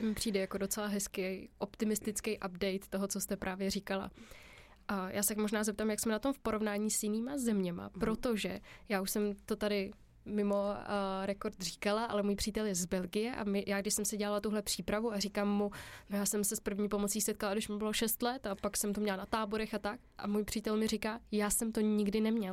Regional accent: Czechia; my jsme Češi takový hodně solidární

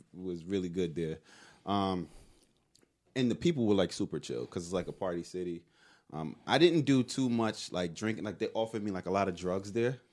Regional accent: New York City, New York, United States; I'm from Brooklyn. Like, if you talk about where I'm from in Brooklyn

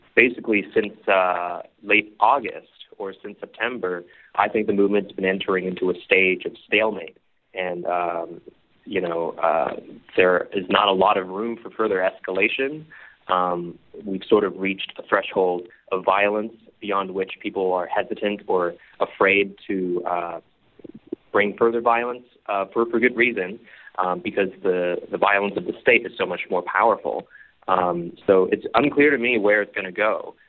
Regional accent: Hong Kong; I'm born and raised in Hong Kong

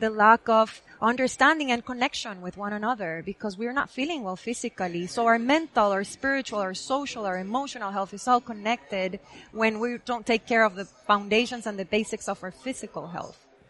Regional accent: Guatemala; moved away as an adult; now in United States; I was born and raised in Guatemala

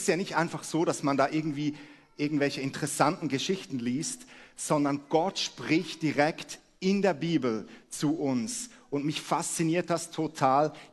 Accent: Switzerland; moved away as an adult; now in Hamburg, Germany; Wie man unschwer hört, komme ich aus der Schweiz und wir leben seit einem Jahr in Hamburg.

